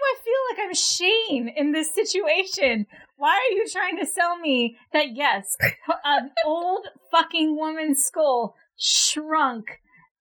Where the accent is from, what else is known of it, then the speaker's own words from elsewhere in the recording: California, United States; moved away as an adult; now in Oregon, United States; we're still California girls, even though we're in Oregon now